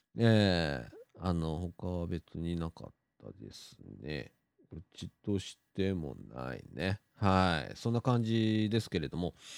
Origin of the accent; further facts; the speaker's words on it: Shirahama, Wakayama, Japan; moved away; 車でね、十分ぐらいで行けるんですよ、うちの実家から